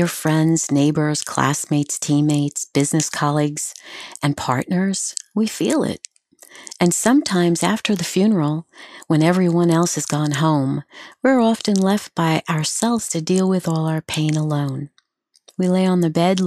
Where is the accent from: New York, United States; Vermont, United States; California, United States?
New York, United States; also born or lived in Long Island / Pennsylvania; I grew up on Long Island and in New York, in the city